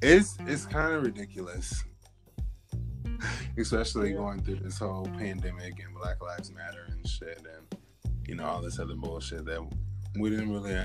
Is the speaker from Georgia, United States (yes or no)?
no; Oregon, United States; now in New York, United States; I'm originally from Oregon, but that's not what I'm calling home.